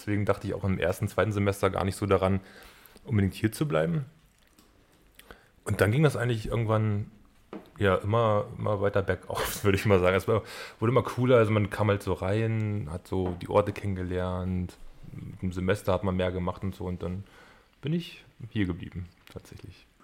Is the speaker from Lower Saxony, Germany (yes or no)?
yes; Gifhorn, Lower Saxony, Germany; now in Magdeburg, Germany; ich komme eigentlich aus Wolfsburg.